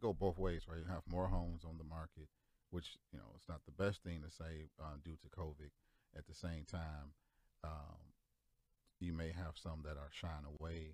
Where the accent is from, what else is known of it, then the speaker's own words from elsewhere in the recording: Detroit, Michigan, United States; I grew up in Detroit